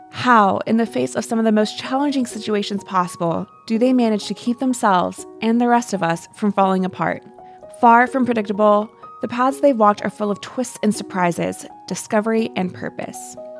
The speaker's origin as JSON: {"language": "English", "region": "West Virginia", "country": "United States", "said": "Being from the Mountain State, I love how rural, rugged, and gorgeous"}